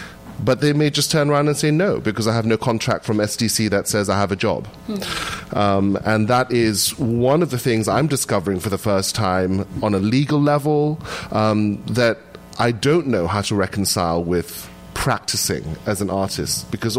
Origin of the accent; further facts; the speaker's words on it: Indonesia; now in United States; my home country of Indonesia, which is where my parents and my whole family still live, does not look kindly on dual citizenship.